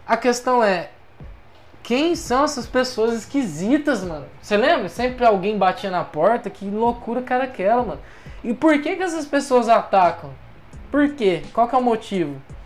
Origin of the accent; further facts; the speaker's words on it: São Paulo, Brazil; eu sou do estado de São Paulo